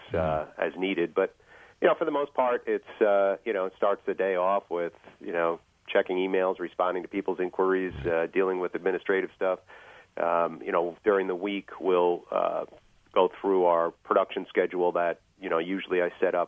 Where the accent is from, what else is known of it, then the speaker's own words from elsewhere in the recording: New York City, New York, United States; moved away as an adult; also born or lived in Long Island, New York; now in Garrettsville, United States; I originate from Queens, New York.